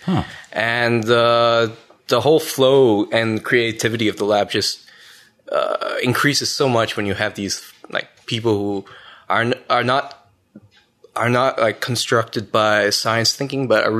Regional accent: Ottawa, Ontario, Canada; I'm from Ottawa. I did high school at Lisgar, collegiate.

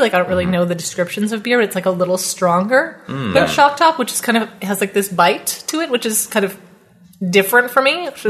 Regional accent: Perth, Ontario, Canada; now in Ottawa, Canada; I'm from Perth.

